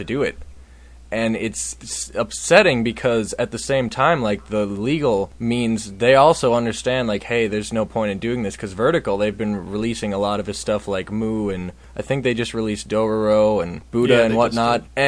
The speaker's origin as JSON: {"language": "English", "region": "Minnesota", "country": "United States", "said": "I'm from Minnesota"}